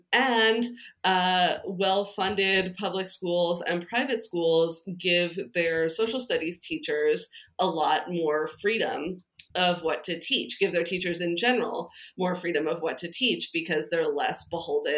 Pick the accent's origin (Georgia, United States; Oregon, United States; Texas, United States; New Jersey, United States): New Jersey, United States; I grew up in New Jersey